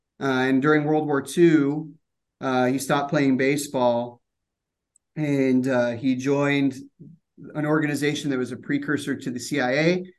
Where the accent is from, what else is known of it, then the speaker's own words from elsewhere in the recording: Los Angeles, California, United States; I'm from Los Angeles. I'm in Los Angeles and I eat kosher now